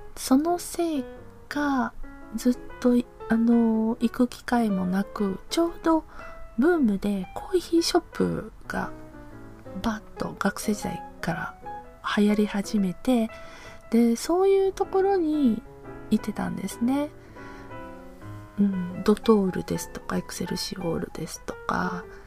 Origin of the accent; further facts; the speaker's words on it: Hiroshima, Japan; now in Aichi, Japan; 私広島出身